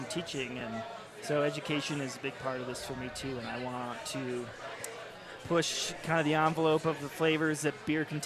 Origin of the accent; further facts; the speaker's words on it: Indiana, United States; now in Denver, United States; growing up in Indiana